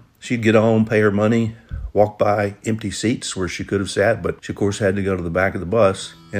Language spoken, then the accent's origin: English; Chattanooga, Tennessee, United States; I grew up in Chattanooga, Tennessee in the 1950s and 60s